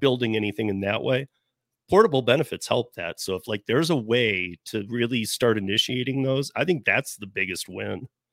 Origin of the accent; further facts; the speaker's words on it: Michigan, United States; I'm from Michigan. My family's a lot, most are from Detroit